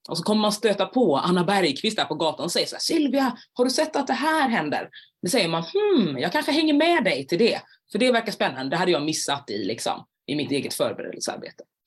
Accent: Jönköping, Jönköping County, Sweden; moved away; Men jag kommer från början från Jönköping

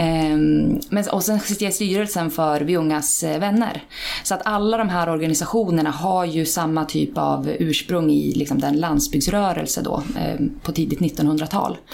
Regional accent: Iggesund, Gävleborg County, Sweden; now in Hallstahammar, Sweden; jag kommer från Iggesund, Hälsingland.

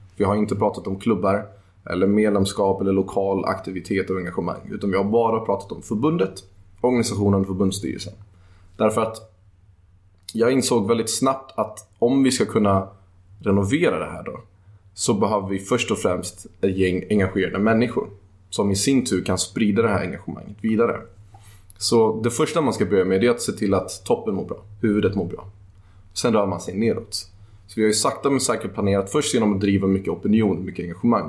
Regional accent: Sweden; also born or lived in Netherlands; jag är född i Holland, men jag är uppvuxen i Sverige.

